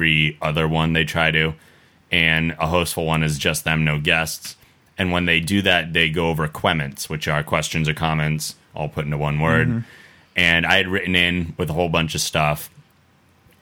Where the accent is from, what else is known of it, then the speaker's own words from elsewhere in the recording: Massachusetts, United States; I'm from Massachusetts